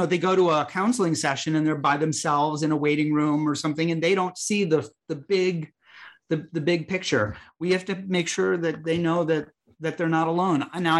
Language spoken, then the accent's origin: English; Chicago, Illinois, United States; where I grew up in Chicago, Illinois